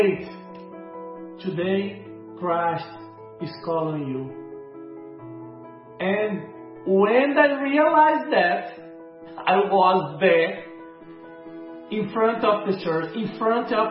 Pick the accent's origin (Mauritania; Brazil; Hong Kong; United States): Brazil; moved away as an adult; also born or lived in Portugal; I was born in Brazil